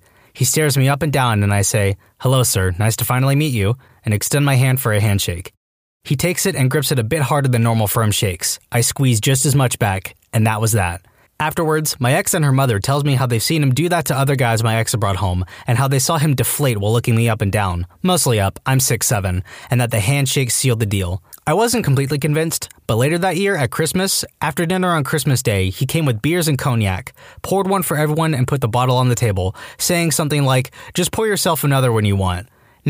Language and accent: English; the South, United States; It's just how I was raised and or Southern politeness, but it worked. As a Southerner myself, that's common courtesy.